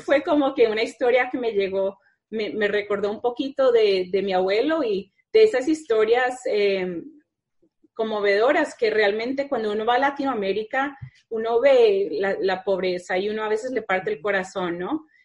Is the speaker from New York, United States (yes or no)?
no; Needham, Massachusetts, United States; yo soy de Needham, que están justo al lado